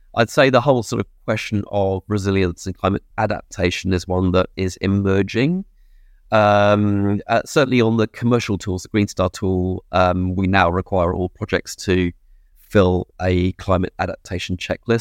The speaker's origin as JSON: {"language": "English", "region": "England", "country": "United Kingdom", "moved": "as an adult", "lives_now": "New Zealand", "said": "I'm an expatriate, I'm English"}